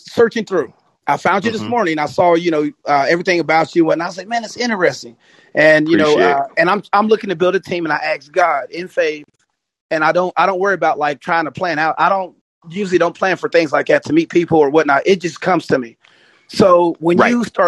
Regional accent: West Virginia, United States; I'm from West Virginia. I'm from West Virginia.

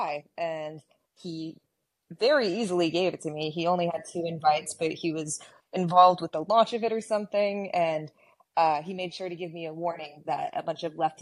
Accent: Texas, United States; I grew up in Texas

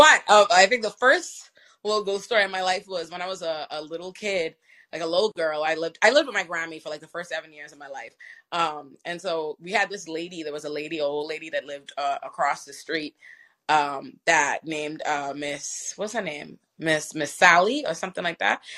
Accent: Nassau, New Providence, Bahamas; I'm from Nassau, the Bahamas.

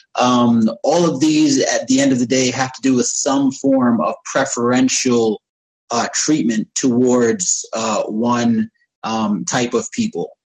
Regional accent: United States; moved away; also born or lived in United Arab Emirates; growing up in America

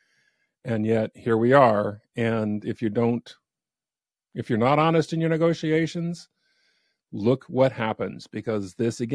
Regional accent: United States; as an American

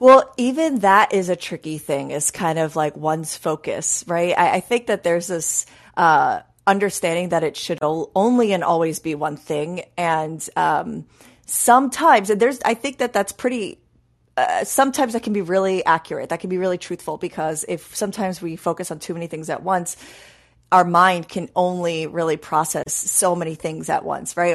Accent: New York, United States; I grew up in New York

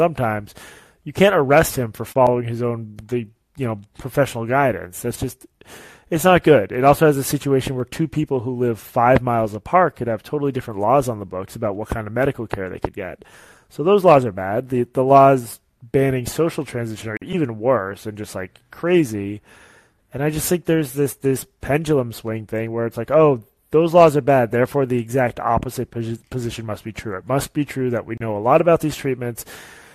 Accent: Boston, Massachusetts, United States; Boston, which is my hometown

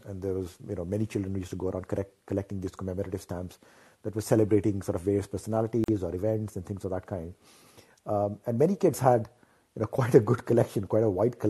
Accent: India; moved away; growing up in India, you know, with very little television

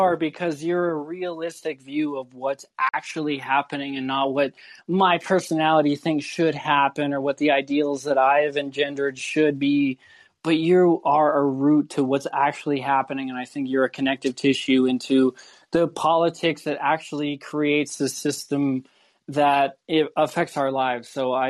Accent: Ireland; I've been systematically oppressed in so many ways as an Irish person in Ireland, in the United States.

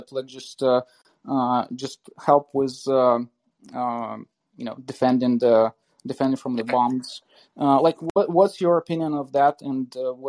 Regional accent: Nizhyn, Chernihiv Oblast, Ukraine; now in San Francisco, United States; So I'm in near Chernihiv. It's Nizhyn, is my hometown.

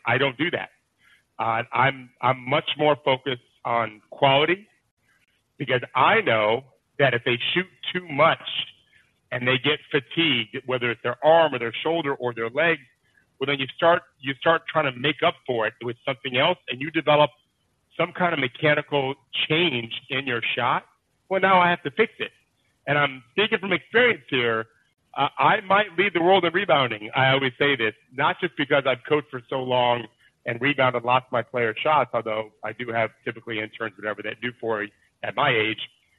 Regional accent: Detroit, Michigan, United States; I'm from Detroit.

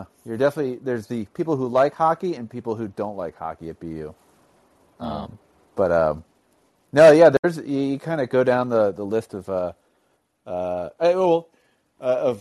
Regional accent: outside of Philadelphia, Pennsylvania, United States; the zip code that we grew up in outside of Philadelphia

